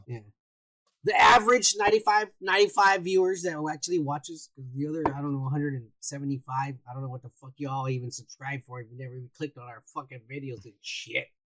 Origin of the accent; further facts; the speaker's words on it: United States; I'm American.